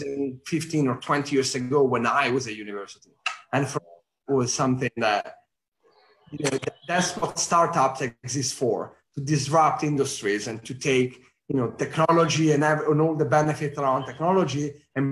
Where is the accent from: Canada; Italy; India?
Italy; accent: Italian; English is a second language; moved away as an adult; also born or lived in New York; now in London, United Kingdom; I'm Italian, as you could probably tell by my accent